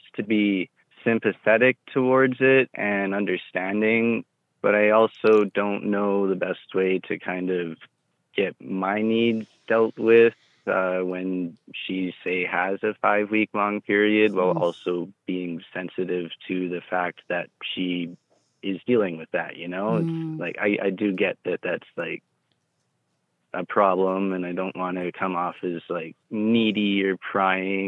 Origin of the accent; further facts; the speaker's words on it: Canada; I'm 26. I'm from Canada.